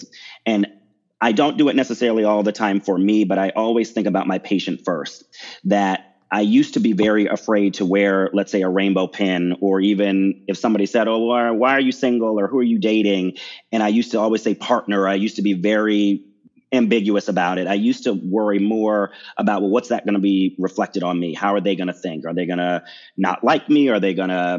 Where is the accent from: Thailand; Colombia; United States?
United States; Baltimore, Maryland; I'm from Maryland, the Maryland, Baltimore area. That's where I grew up.